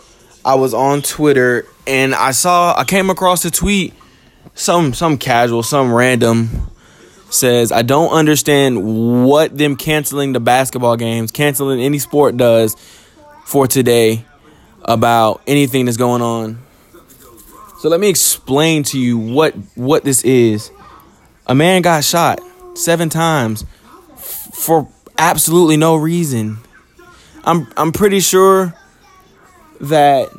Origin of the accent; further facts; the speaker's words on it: United States; as a young black man growing up in America